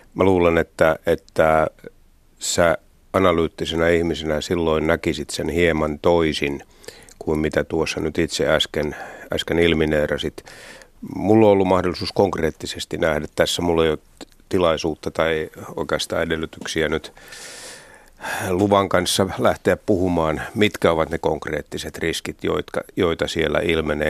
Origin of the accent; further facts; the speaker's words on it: Turku Archipelago, Southwest Finland, Finland; tuolla mun kotikonnuilla Varsinais-Suomessa Turunmaan saaristossa